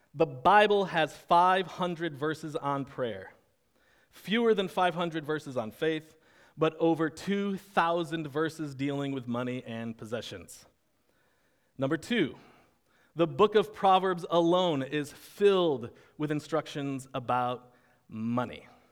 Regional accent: United States

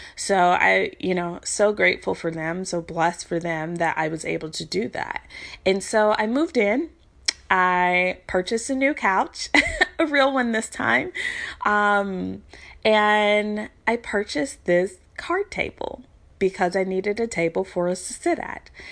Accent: Louisville, Kentucky, United States; moved away as an adult; now in Virginia Beach, United States; I'm from Louisville, Kentucky. I currently live in Virginia Beach

